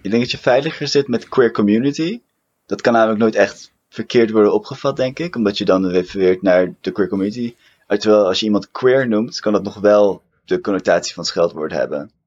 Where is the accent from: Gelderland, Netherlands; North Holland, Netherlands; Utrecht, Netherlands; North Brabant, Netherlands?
North Holland, Netherlands; Amsterdam; Ik ben opgegroeid en geboren in Amsterdam